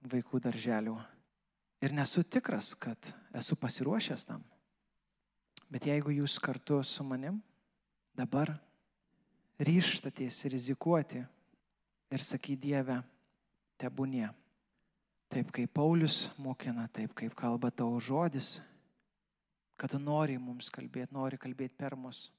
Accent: Lithuania; mes kaip lietuviai

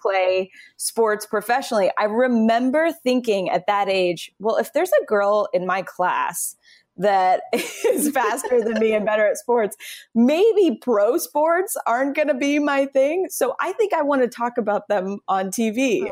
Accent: Phoenix, Arizona, United States; moved away as an adult; also born or lived in New York City; I grew up in Phoenix

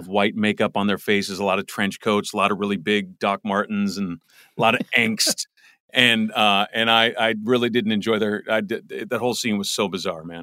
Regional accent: Los Angeles, California, United States; I grew up in the Valley

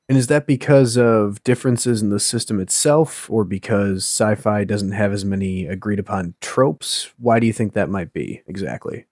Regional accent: Wisconsin, United States; now in New England, United States; I'm calling you from New England, but I'm, I'm from Wisconsin originally.

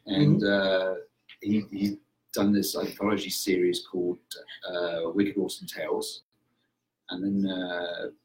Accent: England, United Kingdom; moved away; growing up in England

